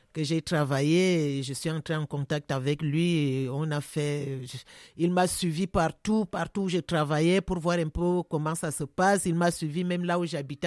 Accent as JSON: {"language": "French", "country": "Cameroon", "tie": "born or raised there", "moved": "as an adult", "lives_now": "France", "said": "ça c'est un travail que je fais depuis que j'étais enfant chez moi au Cameroun"}